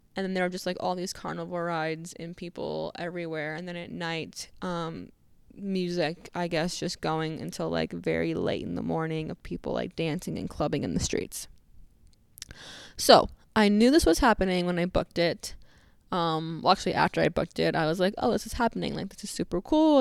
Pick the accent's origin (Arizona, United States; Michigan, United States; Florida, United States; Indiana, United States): Arizona, United States; I'm from Arizona